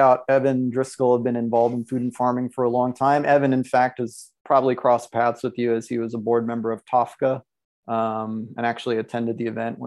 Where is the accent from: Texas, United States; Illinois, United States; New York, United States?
New York, United States; New York City; I grew up in the Bronx. I grew up in New York City.